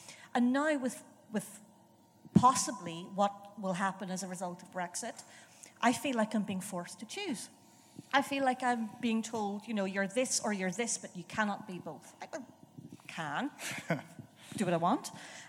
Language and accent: English; Ireland; now in London, United Kingdom; an Irish woman in London, but I've also been a Londoner. I went to school here. I just about still have my accent